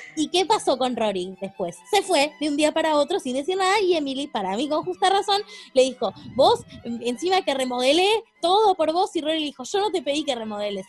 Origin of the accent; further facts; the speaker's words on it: Argentina; somos argentinas